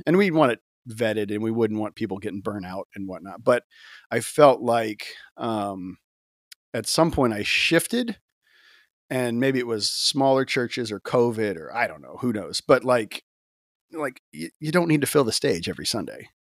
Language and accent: English; Gulf Coast, United States; I grew up in the church, um, you know, in kinda Gulf Coast